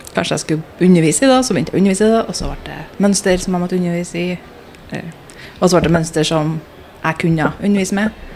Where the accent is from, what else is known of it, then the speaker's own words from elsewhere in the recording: Trondheim, Trøndelag, Norway; moved away as an adult; now in London, United Kingdom; født og oppvokst i Trondheim